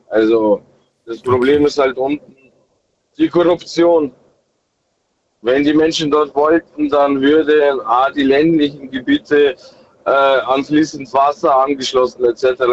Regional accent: Germany; born or raised there; also born or lived in Kazakhstan; now in Regensburg, Germany

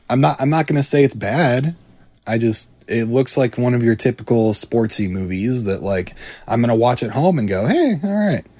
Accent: Iowa, United States; the famous Iowa boy. I'm from Iowa

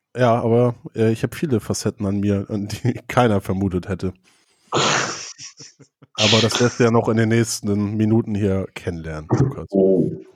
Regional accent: Schleswig-Flensburg district, Schleswig-Holstein, Germany; now in Hamburg, Germany; aus dem Kreis Schleswig-Flensburg, wo ich herkomme.

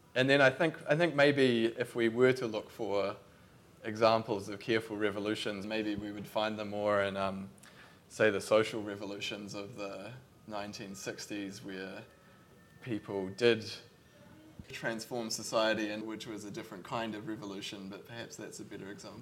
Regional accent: Christchurch, Canterbury, New Zealand; I'm from Christchurch

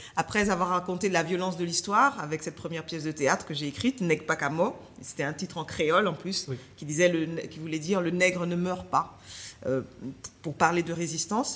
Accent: Paris suburbs, Île-de-France, France; also born or lived in Martinique; j'étais une jeune martiniquaise qui a grandi en banlieue parisienne

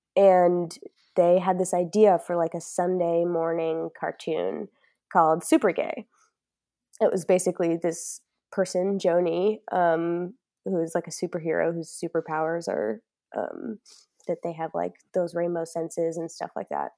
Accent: New York, United States; moved away as an adult; now in Chicago, United States; I'm originally, yeah, born and raised in New York, um, and now I'm based out of Chicago for the time being

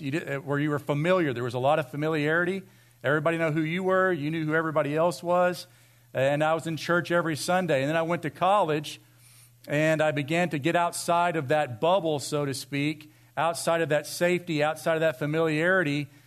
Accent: Vienna, United States; I grew up in Vienna

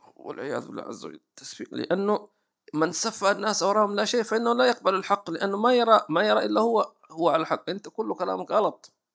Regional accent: Hadhramaut, Yemen; عندنا في حضرموت

